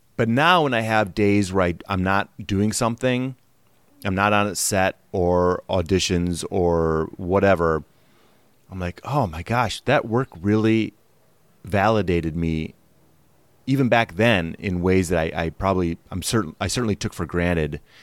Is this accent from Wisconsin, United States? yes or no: yes; Wisconsin, United States; moved away as an adult; also born or lived in Milwaukee; I'm from Wisconsin, and I moved out here in oh nine. I was thirty-two when I moved out here